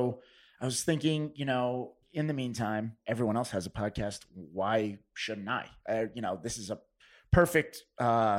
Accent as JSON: {"language": "English", "country": "United States", "tie": "born or raised there", "lives_now": "New York, United States", "said": "I grew up 15 minutes outside the city, I'm technically not a native New Yorker"}